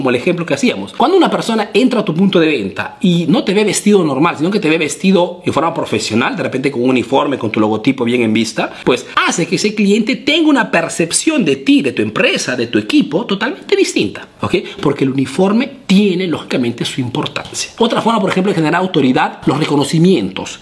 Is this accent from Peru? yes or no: yes; Peru; now in Italy; soy un emprendedor peruano que vive, que radica, que hace negocios aquí en Italia